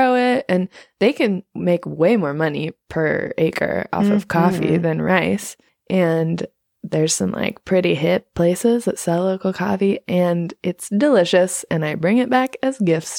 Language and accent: English; Portland, Oregon, United States; accent: blend of L A and Portland; moved away as an adult; also born or lived in Los Angeles; now in Nepal; I am from Portland.